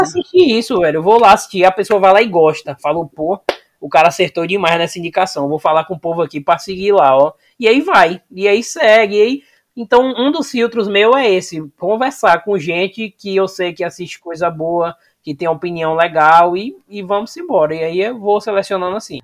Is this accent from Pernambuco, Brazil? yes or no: no; interior of Bahia, Brazil; now in Salvador, Brazil; eu moro em Salvador, sou do interior da Bahia, mas moro em Salvador